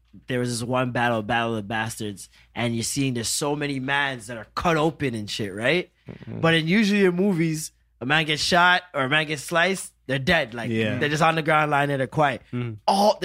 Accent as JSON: {"language": "English", "country": "Jamaica", "said": "Mobay, St. Elizabeth. Portmore, like all over the place."}